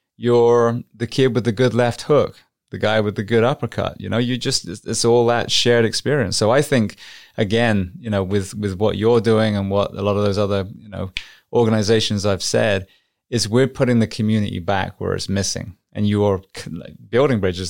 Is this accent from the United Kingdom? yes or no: yes; England, United Kingdom; moved away; I'm from England